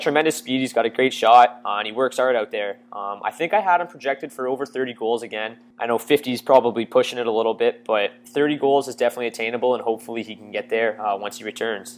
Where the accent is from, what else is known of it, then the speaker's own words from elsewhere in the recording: Windsor, Ontario, Canada; I'm from Windsor, Ontario, so I went to a local college, uh, in Ontario here